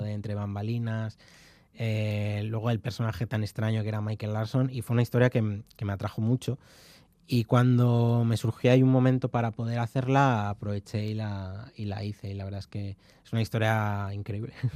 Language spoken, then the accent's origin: Spanish; León, Castile and León, Spain; also born or lived in Carrizo de la Ribera; soy de León y mi pueblo es de Carriz de la Ribera, es el pueblo de mi madre y, y yo he veraneado allí